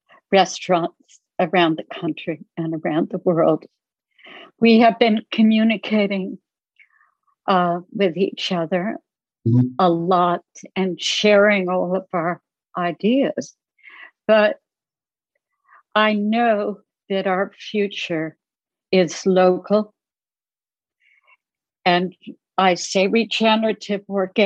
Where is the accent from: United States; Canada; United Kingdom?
United States; New Jersey; I grew up in New Jersey